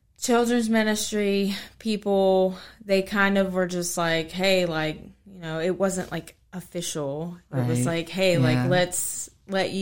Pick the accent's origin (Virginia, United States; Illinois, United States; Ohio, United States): Virginia, United States; Harrisonburg; I grew up here in Harrisburg, Virginia